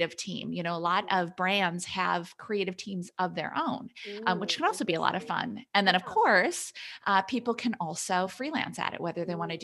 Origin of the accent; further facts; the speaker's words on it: Wisconsin, United States; now in Massachusetts, United States; So I grew up in Wisconsin. I'm in Massachusetts now, but my family's still back in Wisconsin.